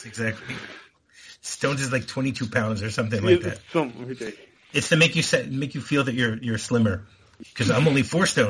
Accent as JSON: {"language": "English", "country": "United States", "tie": "born or raised there", "moved": "yes", "said": "I growing up in America, I know about feet and inches"}